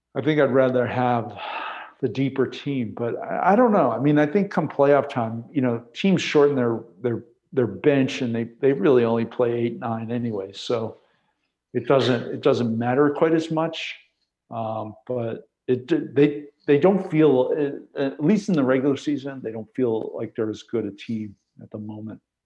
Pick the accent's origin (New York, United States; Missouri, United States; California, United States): New York, United States; I grew up in New York